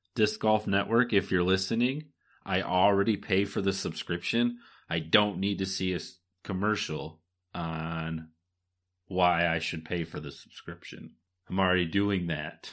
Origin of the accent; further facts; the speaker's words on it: Michigan, United States; we're from Michigan, so naturally, we're gonna love a course that's, you know, in our home state